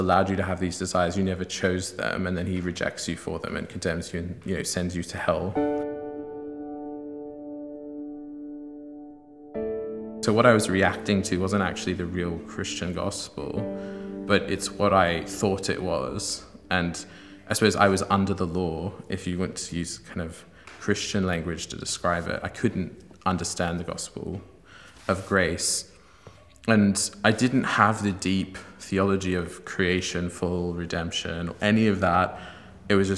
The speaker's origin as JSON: {"language": "English", "town": "Sydney", "region": "New South Wales", "country": "Australia", "tie": "born or raised there", "said": "I'm originally from Sydney, Australia, where I was raised by an agnostic family"}